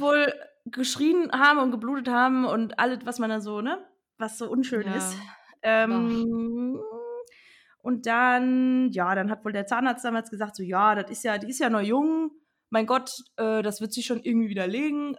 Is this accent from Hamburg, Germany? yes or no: no; Rhineland-Palatinate, Germany; accent: Palatinate dialect (Pfälzisch)